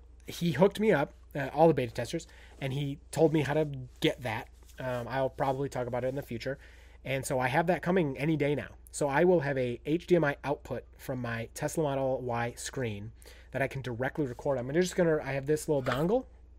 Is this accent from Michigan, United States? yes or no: yes; Michigan, United States; I'm from Northern Lower Peninsula.